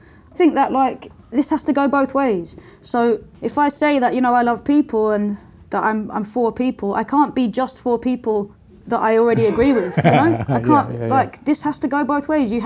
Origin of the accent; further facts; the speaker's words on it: London, United Kingdom; I was growing up in Lewisham, which is the borough where I grew up.